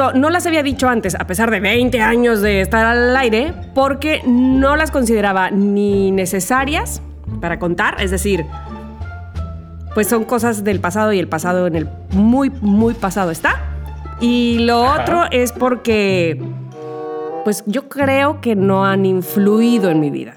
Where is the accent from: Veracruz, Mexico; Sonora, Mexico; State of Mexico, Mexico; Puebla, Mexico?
Veracruz, Mexico; soy de Veracruz